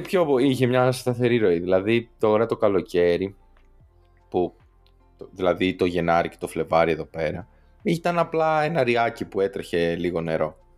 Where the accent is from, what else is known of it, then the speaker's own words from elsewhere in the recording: Western Greece, Greece; now in Santiago, Chile; όσοι είμαστε από Δυτική Ελλάδα, τίποτα Γιάννενα, Πάτρα και τέτοια